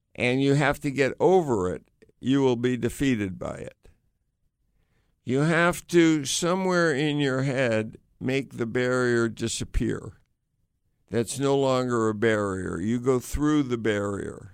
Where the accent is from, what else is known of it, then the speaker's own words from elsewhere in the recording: United States; I grew up in the United States